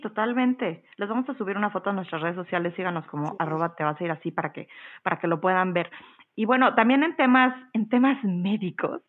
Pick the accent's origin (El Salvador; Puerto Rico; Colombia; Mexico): Mexico; soy mexicana y yo crecí viendo telenovelas